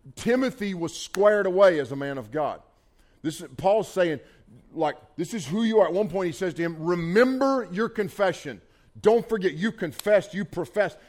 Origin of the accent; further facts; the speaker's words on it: Bethel, North Carolina, United States; I grew up on Highway 110 in Bethel, North Carolina